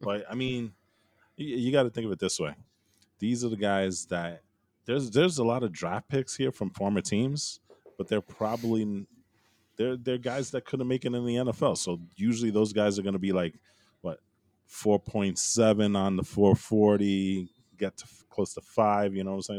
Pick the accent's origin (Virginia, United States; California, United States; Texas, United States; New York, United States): California, United States; I grew up, I was born in California